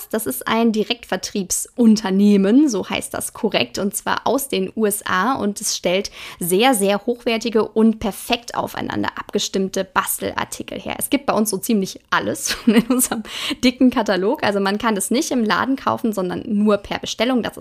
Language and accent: German; Hagen, North Rhine-Westphalia, Germany; 29 Jahre bin ich alt, ich komme aus Hagen und das bringt mich in die sehr, sehr glückliche Situation, dass ich sowohl bei Ruhrgebiet als auch bei Sauerland auf Partys laut mitgrölen darf.